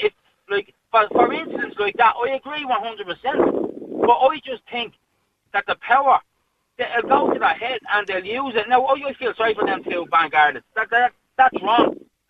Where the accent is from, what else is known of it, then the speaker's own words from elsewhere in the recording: Dublin, Leinster, Ireland; I come from Pear Street